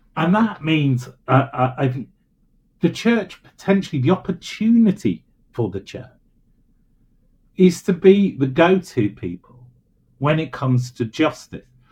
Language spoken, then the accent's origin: English; Birmingham, West Midlands, United Kingdom; I'm really from Birmingham